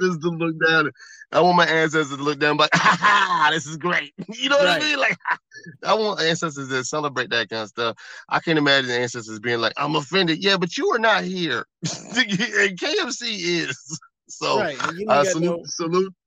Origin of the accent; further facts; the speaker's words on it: Midwest, United States; also born or lived in Florida; I'm from the Midwest